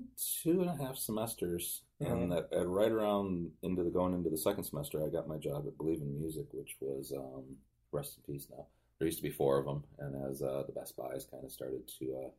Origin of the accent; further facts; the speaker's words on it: Kalamazoo, Michigan, United States; I came from Kalamazoo, Michigan.